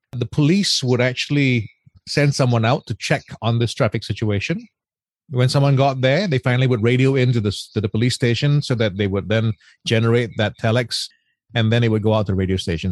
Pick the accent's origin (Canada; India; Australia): Australia; moved away; I come from Australia